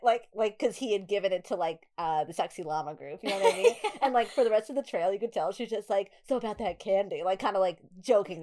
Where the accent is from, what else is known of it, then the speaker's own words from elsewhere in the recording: New York, United States; accent: New York; my New York accent